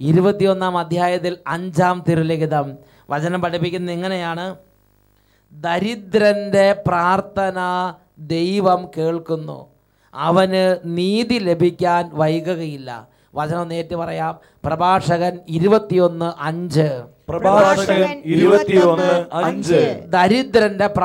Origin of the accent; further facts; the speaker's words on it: Vayalur, Kerala, India; ഞാൻ വയലൂരിൽ നിന്ന് വരുന്നു